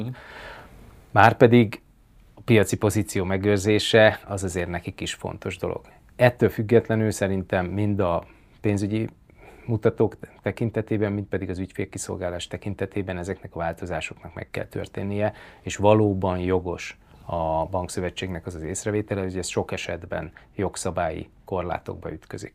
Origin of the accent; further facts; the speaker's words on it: Miskolc, Borsod-Abaúj-Zemplén, Hungary; moved away; also born or lived in Tokaj region; nekem elég erős a kötődésem mind a Tokai régióhoz, mint pedig Miskolchoz, mint, mint gyakorlatilag a saját születési